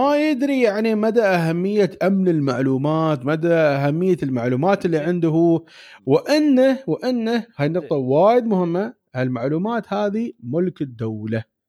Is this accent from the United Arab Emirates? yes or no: yes; United Arab Emirates; عندنا في الإمارات